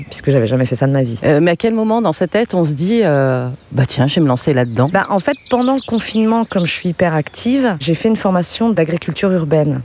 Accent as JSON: {"language": "French", "area": "Oise", "region": "Hauts-de-France", "country": "France", "tie": "born or raised there", "also_born_or_lived": "Paris", "moved": "as an adult", "lives_now": "Baron, France", "said": "Je suis originaire de l'Oise"}